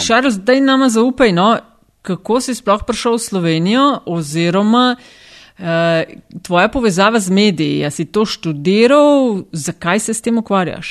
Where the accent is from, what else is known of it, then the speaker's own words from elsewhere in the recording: Kočevje region, Southeast Slovenia, Slovenia; Jaz sem iz Kočevske, doma